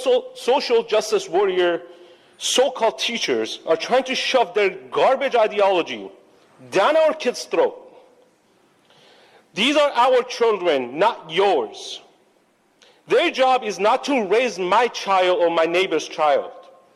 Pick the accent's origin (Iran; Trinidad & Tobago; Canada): Iran; I grew up in Iran as a Christian. And when we went to school, as much as the government wanted to indoctrinate us, the teachers didn't allow it.